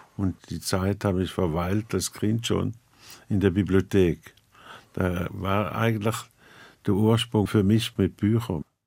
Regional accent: near St. Gallen, Switzerland; Ich komme aus der Nähe von St. Gallen

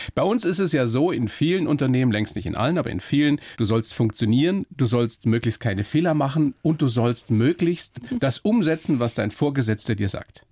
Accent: Germany; bei uns in Deutschland

